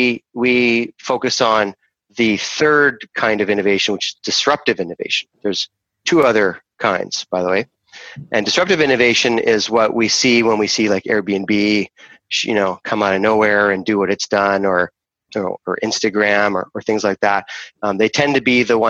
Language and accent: English; Canada; also born or lived in Rome, Italy / Vancouver, Canada; I'm a Canadian, so I live in Vancouver, and my family actually immigrated from Europe. I was actually born in Europe. I was born in Rome, and we came here as an immigrant family